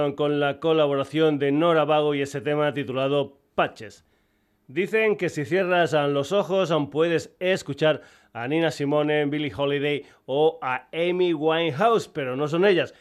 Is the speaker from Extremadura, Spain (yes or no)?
yes; Extremadura, Spain